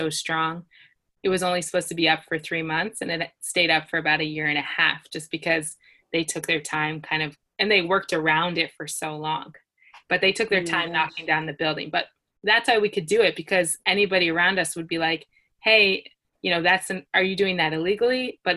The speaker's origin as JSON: {"language": "English", "country": "United States", "moved": "as an adult", "lives_now": "Israel", "said": "I'm from the United States"}